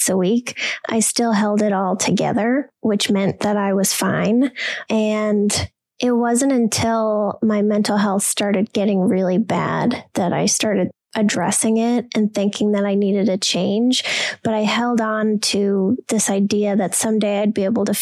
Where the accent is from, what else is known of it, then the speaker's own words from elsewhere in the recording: Wisconsin, United States; I'm from Wisconsin